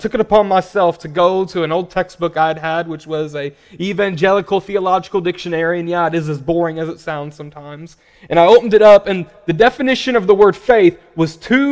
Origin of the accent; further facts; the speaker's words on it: Paragould, Arkansas, United States; now in Louisville, United States; I'm originally from a small town called Paragould, Arkansas.